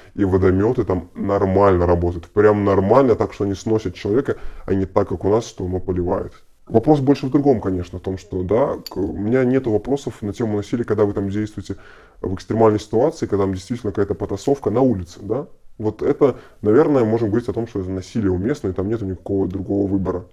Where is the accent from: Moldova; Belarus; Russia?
Belarus; Мы же белорусы